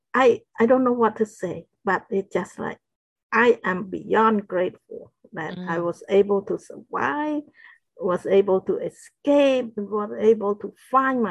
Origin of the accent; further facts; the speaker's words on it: Battambang, Cambodia; moved away; Battambang, where my hometown is.